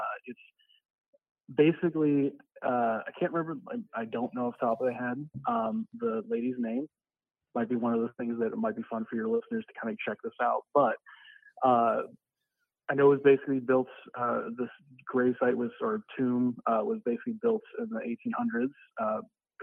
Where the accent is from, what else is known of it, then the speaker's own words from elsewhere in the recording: Sioux City, Iowa, United States; I grew up in Sioux City, Iowa